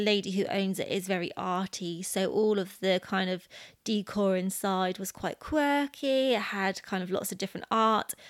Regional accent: United Kingdom; we're British

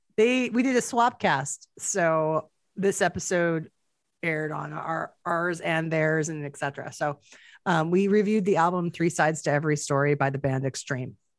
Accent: Canada; as a Canadian

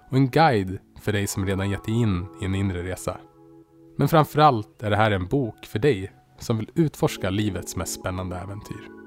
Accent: Västerås, Västmanland, Sweden; Det fanns mycket igenkänning från min uppväxt i Västerås och jag kände mig hemma direkt.

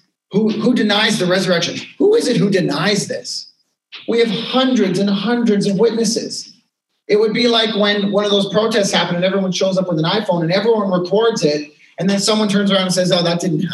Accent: Canada; we're too polite in Canadian culture

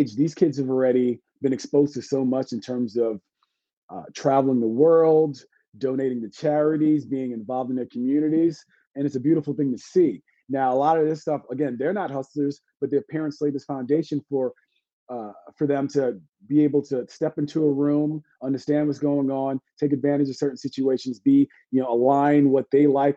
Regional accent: New York City, New York, United States; I'm from Brooklyn

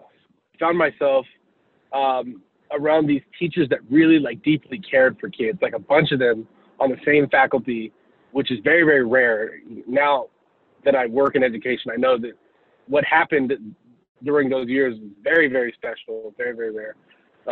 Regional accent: Houston, Texas, United States; I'm originally from Houston, Texas. I grew up in a single parent home

